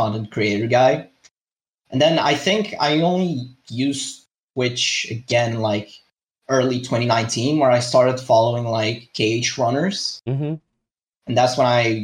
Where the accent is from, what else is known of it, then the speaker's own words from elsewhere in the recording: Madeira, Portugal; I am from Portugal, more specifically from one of the islands called Madeira